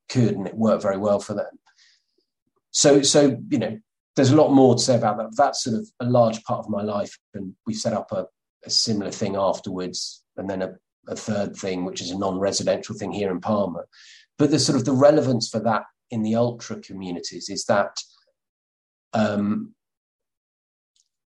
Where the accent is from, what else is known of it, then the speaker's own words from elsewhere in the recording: Somerset, South West England, United Kingdom; I'm from Somerset